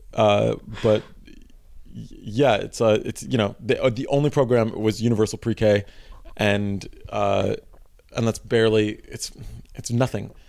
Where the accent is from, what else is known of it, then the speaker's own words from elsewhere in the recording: New York City, New York, United States; I grew up in Greenpoint